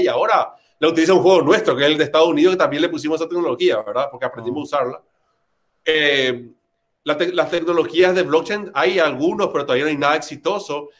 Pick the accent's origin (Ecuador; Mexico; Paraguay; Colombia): Paraguay; also born or lived in Argentina; yo de nacimiento soy argentino, pero viví acá desde los dos años de edad, me casé acá, estudié acá, mis hijos son de acá, yo soy paraguayo